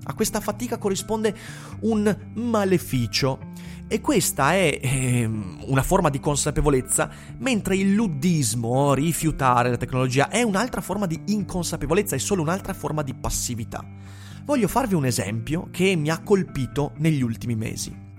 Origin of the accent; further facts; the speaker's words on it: Vicenza, Veneto, Italy; sono vicentino